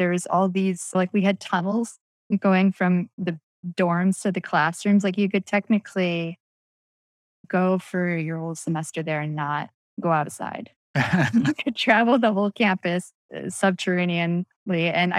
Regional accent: Midwest, United States; also born or lived in Michigan / Wisconsin / Illinois; I grew up mostly in the Midwest. My family moved around a lot. We were in Michigan, Wisconsin, Illinois.

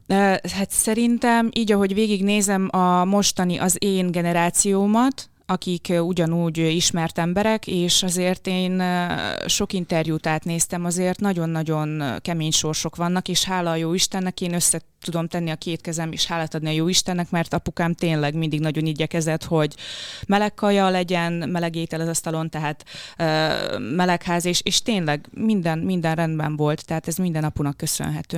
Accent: Kisdobrony, Zakarpattia Oblast, Ukraine; first language Hungarian; moved away; Kárpátalján, Kisdobrony nevű faluban, ez Záhonytól nincs messze, azt hiszem egy 15 kilométerre, tehát nagyon-nagyon közel a határhoz. Magyar iskolát végeztem, magyar gimnáziumba jártam.

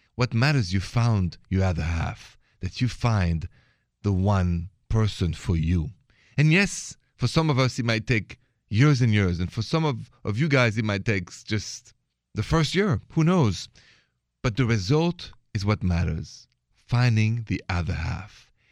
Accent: France; accent: French; English is a second language; moved away; me with my French accent

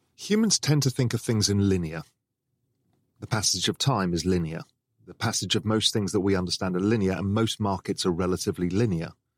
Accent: England, United Kingdom; I grew up in England

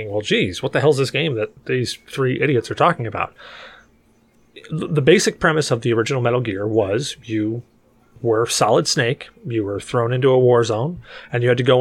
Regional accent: United States; I'm an American

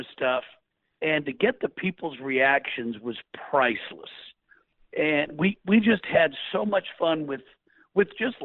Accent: Portland, Oregon, United States; my hometown of Portland, Oregon

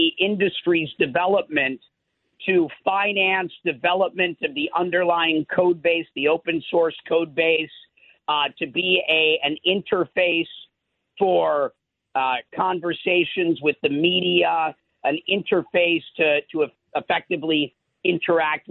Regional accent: Minnesota, United States; I'm from Minnesota, so I did spend a lot of my life on farms as a kid.

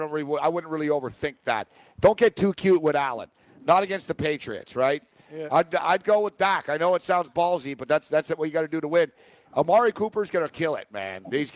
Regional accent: Montreal, Quebec, Canada; moved away as an adult; now in New York, United States; I'm from Montreal originally, but now I'm in New York

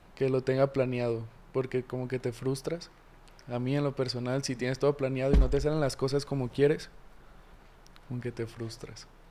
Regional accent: Guadalajara, Jalisco, Mexico; also born or lived in Tlaquepaque, Jalisco / Ciudad Aztlán, Jalisco; Soy originario de aquí de Guadalajara. Crecí en dos lugares distintos. Crecí en La Asunción, que es un barrio de ahí de Portlaquepaque. Y en Ciudad Aztlán, también otro barrio muy mentado aquí en Jalisco.

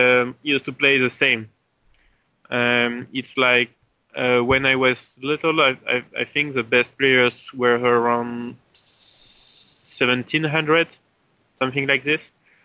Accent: French Polynesia; So I started to play chess in Tahiti when I was 7 with my father.

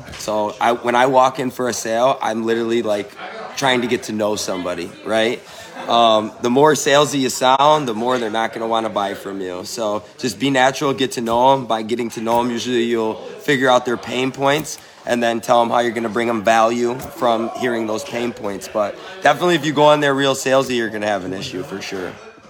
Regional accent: Michigan, United States; from Michigan

